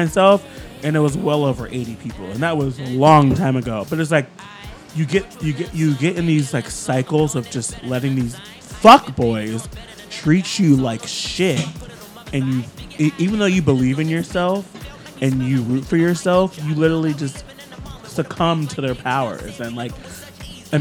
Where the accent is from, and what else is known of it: Ohio, United States; born or raised there; also born or lived in Florida / Miami; now in New York, United States